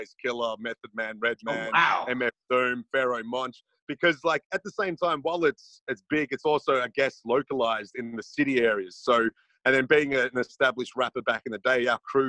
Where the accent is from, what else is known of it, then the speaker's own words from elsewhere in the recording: Melbourne, Victoria, Australia; I'm from Melbourne, which is actually, you know, a city, so it's very metropolitan